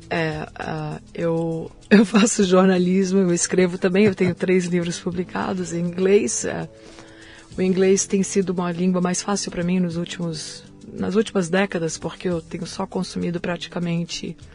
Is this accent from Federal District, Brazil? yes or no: yes; Brasília, Federal District, Brazil; born there; Eu nasci em Brasília.